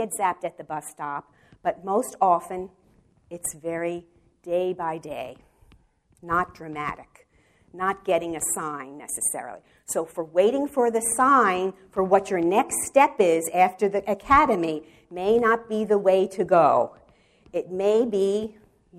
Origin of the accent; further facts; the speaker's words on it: New York City, New York, United States; moved away as an adult; now in Wichita, United States; I'm from the Bronx